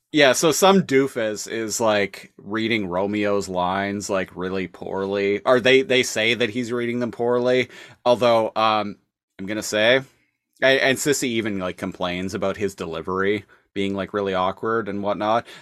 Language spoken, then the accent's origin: English; Canada; I'm Canadian and have worked in grocery stores for, like, the past decade